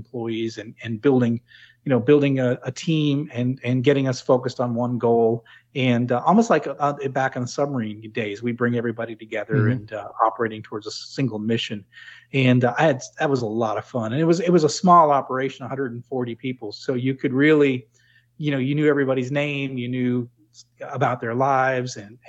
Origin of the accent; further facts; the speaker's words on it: New England, United States; Well, to me, they spoke another language because I was from New England. I didn't quite understand what they were talking about.